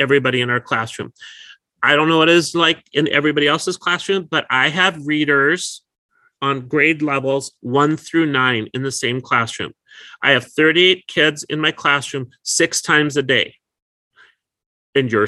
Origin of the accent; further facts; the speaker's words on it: North Dakota, United States; now in California, United States; I was an at-risk learner when I grew up in North Dakota